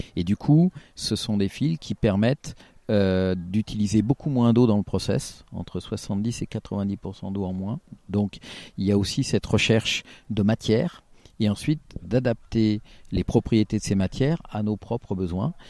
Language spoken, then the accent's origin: French; Auvergne-Rhône-Alpes, France; je suis, du Rhône et pas forcément de la Loire, je suis limitrophe